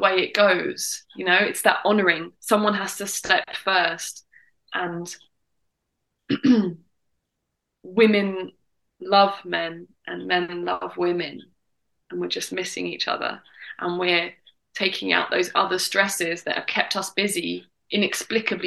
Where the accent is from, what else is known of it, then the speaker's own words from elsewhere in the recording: England, United Kingdom; accent: English; my English accent